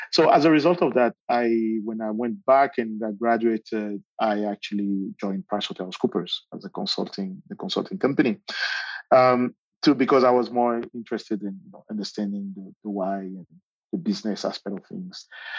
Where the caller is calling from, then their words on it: Johannesburg, Gauteng, South Africa; I'm calling in from Johannesburg, South Africa.